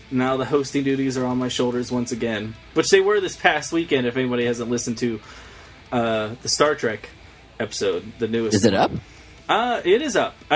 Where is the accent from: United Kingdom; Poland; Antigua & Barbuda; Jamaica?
United Kingdom; I'm from Britain, where you can find the real Boston, New York, and Newark.